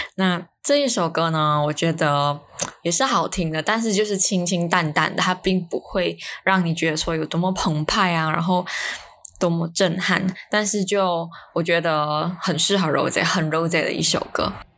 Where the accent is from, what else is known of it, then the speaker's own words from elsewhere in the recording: Malaysia; 因为我在，我们在马来西亚